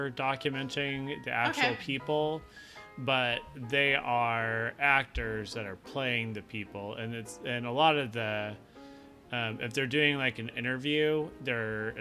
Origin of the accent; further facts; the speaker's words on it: Portland, Oregon, United States; I am from Portland, Oregon